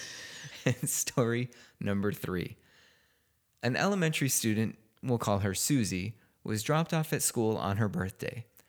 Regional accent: Chicago, Illinois, United States; moved away; I'm from Chicago

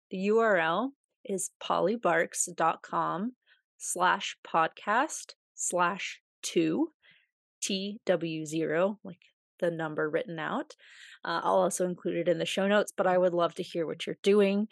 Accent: United States; accent: American; also born or lived in Russia; who heard my accent and were like, "Oh my God, I've always wanted to meet an American

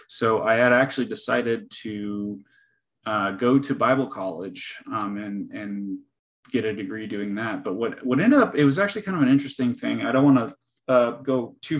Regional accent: Northern California, United States; moved away as an adult; also born or lived in Northwest Arkansas; now in Arkansas, United States; I'm a California native, grew up in Northern California, lived in Southern California up until the end of 2020. And then I migrated to Northwest Arkansas

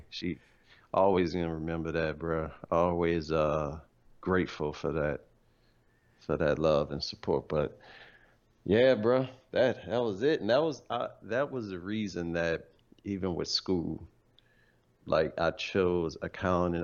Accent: New Orleans, Louisiana, United States; moved away as an adult; also born or lived in Dallas; I'm here from New Orleans

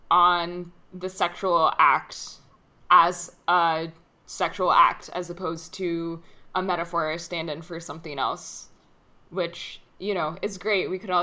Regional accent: United States; growing up as an American

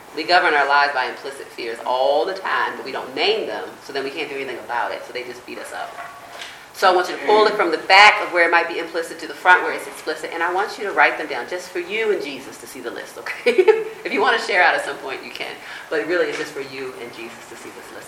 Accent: United States; I grew up in on the East Coast, where near the Chesapeake Bay

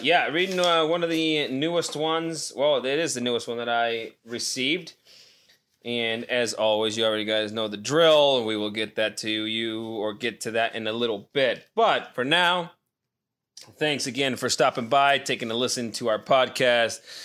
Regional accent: Nevada, United States; moved away; back in my hometown.

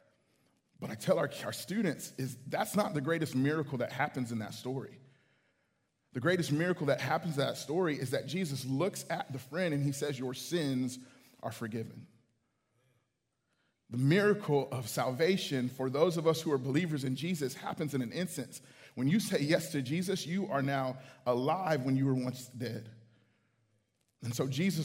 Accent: Houston, Texas, United States; this small church that I grew up in Houston

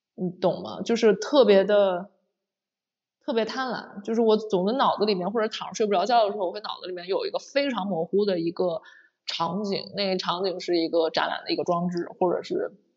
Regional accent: China; moved away; 因为我是个中国人

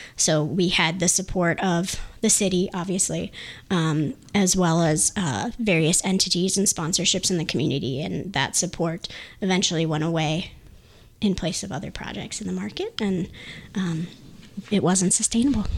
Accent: Lansing, Michigan, United States; we're all from the Lansing area, obviously, as a family

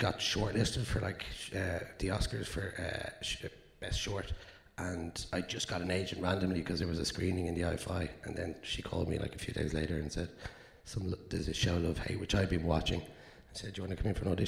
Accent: Dublin, Leinster, Ireland; I'm from South Dublin

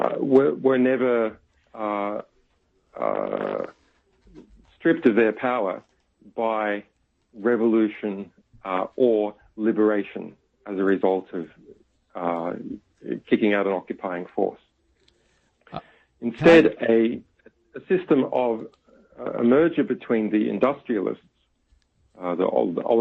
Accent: Australia; I'm an Australian

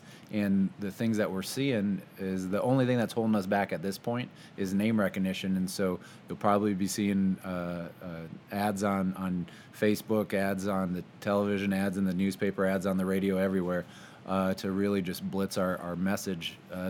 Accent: Sioux City, Iowa, United States; also born or lived in Ames, Iowa / Nevada, Iowa; born and raised here in Iowa. I'm from Sioux City. Spent most of my life here

